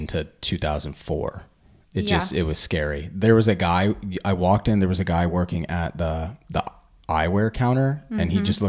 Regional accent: California, United States; moved away; growing up in California.

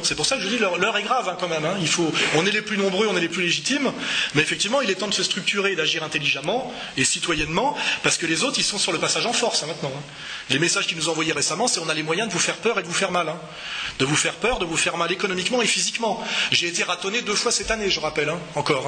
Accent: Savoy, Auvergne-Rhône-Alpes, France; je suis savoyard, je suis attaché aux montagnes

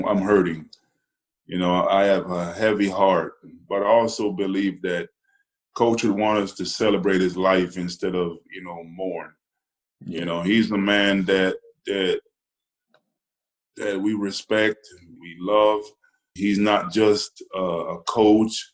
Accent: Boston, Massachusetts, United States; moved away as an adult; also born or lived in Jamaica; now in Washington, D.C., United States; I'm Jamaican and, growing up in Boston, where it's cold

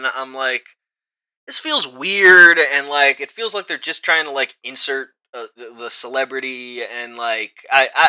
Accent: Chicago, Illinois, United States; accent: Chicago; now in Dallas, United States; my Chicago accent

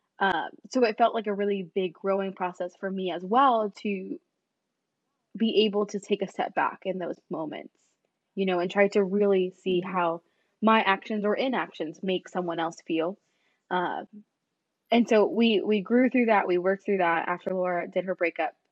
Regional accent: California, United States; I grew up in California.

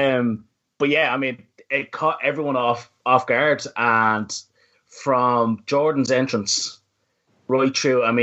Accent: Ireland; I am not the strongest Irish speaker in the world

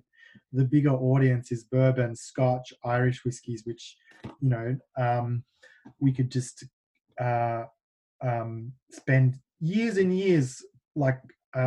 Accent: Melbourne, Victoria, Australia; moved away as an adult; now in United States; Melbourne, my hometown

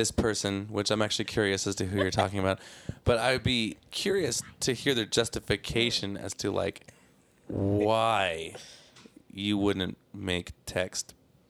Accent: Seaside, California, United States; born there; I was born in Seaside, California, which is essentially Salinas, California.

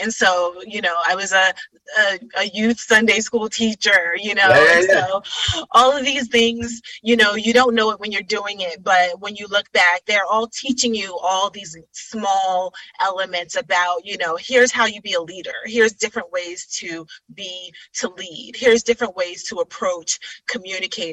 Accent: New York City, New York, United States; also born or lived in Middletown, Connecticut; I was born and raised in Brooklyn, in Bedside, Brooklyn

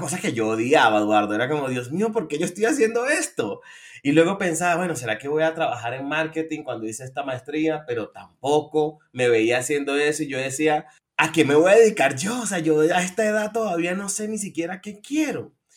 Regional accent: Venezuela; moved away as an adult; now in Colombia; soy venezolano y vivo en Colombia desde hace unos ocho añitos

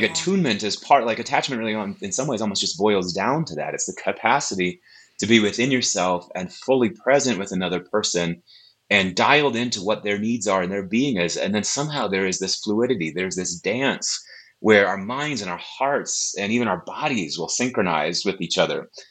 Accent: Wisconsin, United States; moved away; also born or lived in Tulsa, Oklahoma; Born and raised in Wisconsin in a charismatic church, but I went to Oral Roberts University.

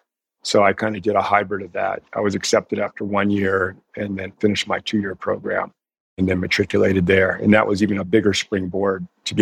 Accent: Mendocino, California, United States; also born or lived in Cleveland, Ohio; So I actually was born in the Midwest in Cleveland, Ohio. But I was raised in Northern California. My parents divorced at a very early age when I was about 4 or 5. And when my mother remarried, we moved to the village of Mendocino, which is about 3.5 hours north of San Francisco on the coast.

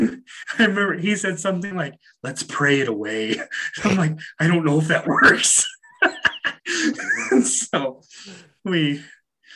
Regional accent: Utah, United States; I grew up in Utah. I grew up in a fairly religious town

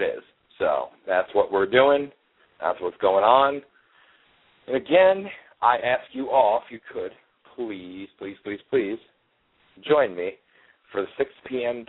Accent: Milford, Pennsylvania, United States; moved away; I grew up in Milford, Pennsylvania, which is about 20 minutes away from Newton, New Jersey

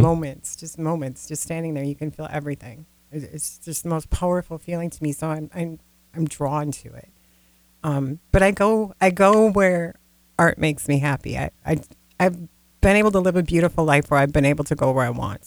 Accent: Grand Rapids, Minnesota, United States; also born or lived in California / the Dakotas; originally i'm from the northern minnesota part of the world where uh, the Iron Range, Grand Rapids

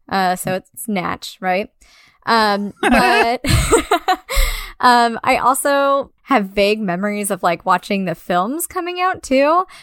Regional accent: California, United States; I grew up in Orange County, California. What up? Ugh. I'm glad I'm not there anymore.

